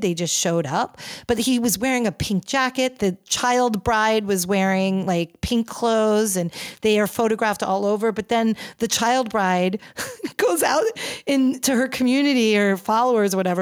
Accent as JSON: {"language": "English", "region": "New York", "country": "United States", "said": "I'm a New Yorker"}